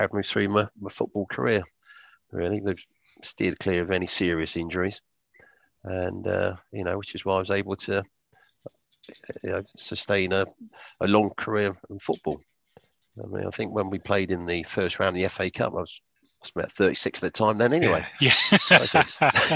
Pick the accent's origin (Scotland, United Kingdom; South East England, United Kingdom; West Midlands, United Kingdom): South East England, United Kingdom; Wokingham; my hometown's Wokingham.